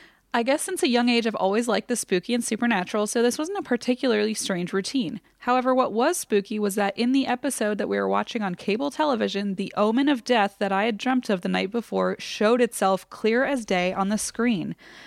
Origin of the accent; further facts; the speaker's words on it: Indianapolis, Indiana, United States; I grew up in Indy, and this particular winter, we got a lot of snow.